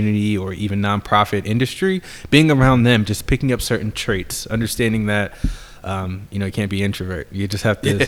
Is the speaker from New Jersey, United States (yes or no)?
yes; outside Princeton / New Brunswick, Central New Jersey, United States; moved away as an adult; also born or lived in Philadelphia; now in Newark, United States; I'm originally from New Jersey, Central Jersey, yeah. right outside of Princeton, New Brunswick area.